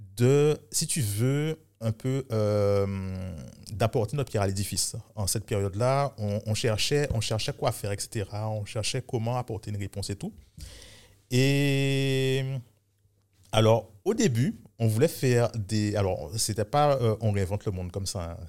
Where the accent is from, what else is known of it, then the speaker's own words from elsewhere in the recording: Guadeloupe; moved away as an adult; also born or lived in Paris, France; tout le système scolaire, je l'ai fait ici